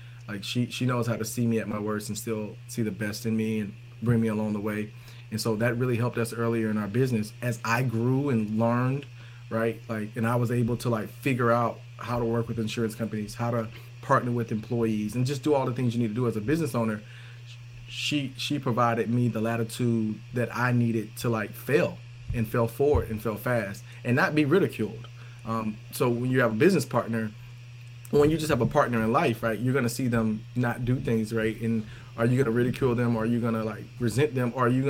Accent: the South, United States; We're from the South, so we kind of have those dynamics from that standpoint.

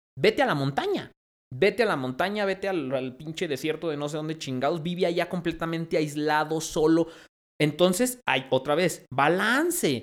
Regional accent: León, Guanajuato, Mexico; also born or lived in Mexico City; now in Zacatecas, Mexico; yo nací en León.

